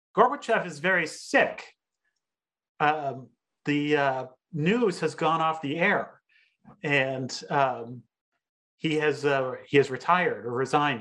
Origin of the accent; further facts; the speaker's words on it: United States; as a teenager growing up in the United States